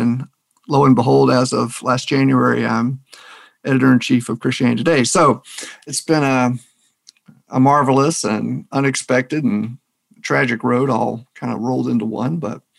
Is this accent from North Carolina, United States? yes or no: yes; North Carolina, United States; moved away as an adult; also born or lived in New England / Boston; now in Minnesota, United States; I came to New England from North Carolina, where I was born and raised, and ended up in New England mostly to be near the Red Sox.